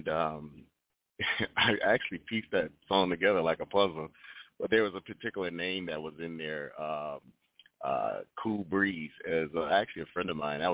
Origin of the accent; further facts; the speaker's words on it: Rochester, New York, United States; now in Atlanta, United States; I'm originally from Rochester, New York, and my sister and I, we used to sing at different churches throughout the city at the age of 5 and 6 years